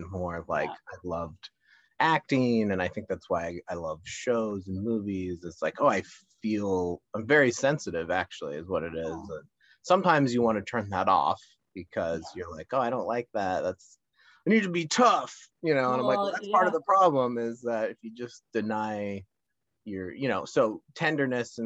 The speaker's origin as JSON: {"language": "English", "region": "Minnesota and Colorado", "country": "United States", "tie": "born or raised there", "moved": "yes", "lives_now": "Los Angeles County, United States", "said": "I grew up in Minnesota and Colorado, like ice skating"}